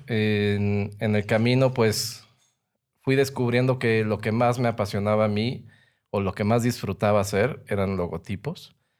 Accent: Mexico; soy diseñador gráfico mexicano

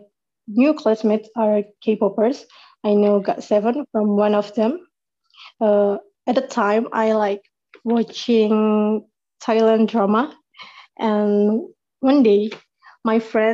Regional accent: Indonesia; from Indonesia.

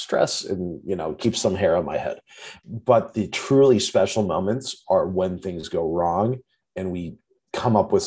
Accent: Orange County, California, United States; also born or lived in Seattle; I'm from the Orange County area in California

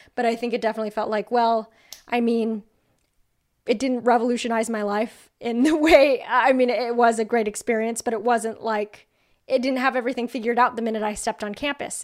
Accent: outside of Los Angeles, California, United States; I'm from outside of Los Angeles

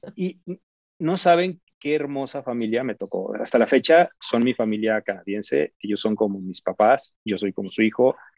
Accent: Guadalajara, Jalisco, Mexico; moved away as an adult; Yo soy tapatío, igual que ustedes, soy de Guadalajara. Y eh, em, bueno, pues allí crecí

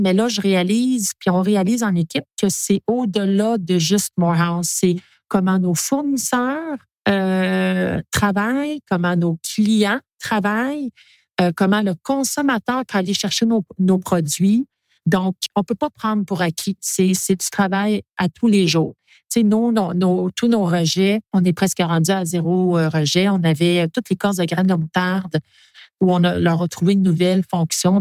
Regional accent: Quebec, Canada; je suis une Québécoise

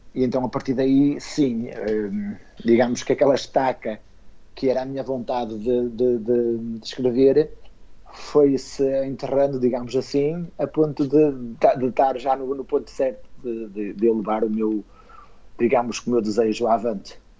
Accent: Esposende, Norte, Portugal; eu sou natural de Esposende, portanto, aqui na zona do Minho.

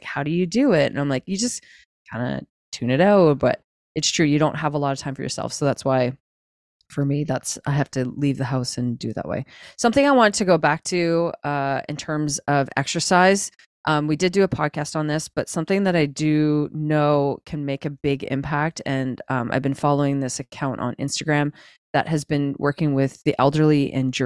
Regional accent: Canada; I'm a Canadian parent

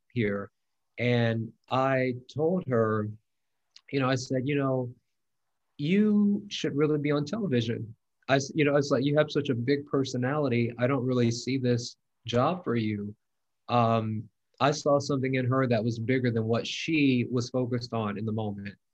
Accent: Mississippi, United States; i'm from mississippi i've been friends with republicans grew up with republicans all my life

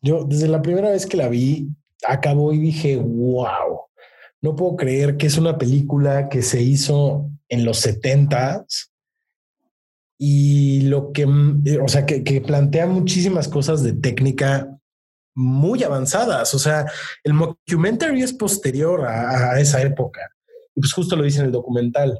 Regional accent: Mexico; soy mexicano, tengo 26 años

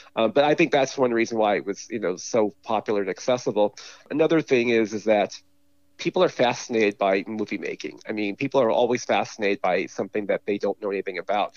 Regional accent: California, United States; accent: California; my California accent

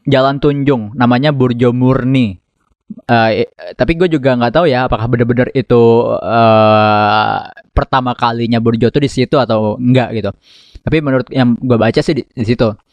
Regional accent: West Java, Indonesia; mematahkan ekspektasi gue sebagai orang Sunda untuk jajan di warung burjo itu

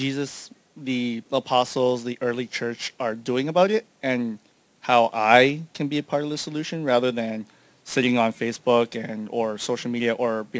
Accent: Canada; I'm from Canada

